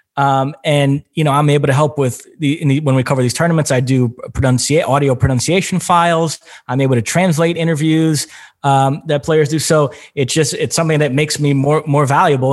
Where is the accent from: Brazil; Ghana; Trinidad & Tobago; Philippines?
Brazil; English is a second language; moved away; also born or lived in United States; I was born and raised in Brazil, so I speak Portuguese, and then obviously lived in the United States for many years